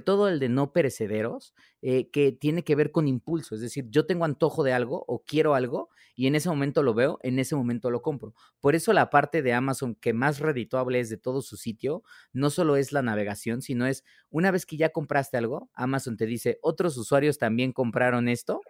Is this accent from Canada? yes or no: no; Mexico; nosotros como consumidores mexicanos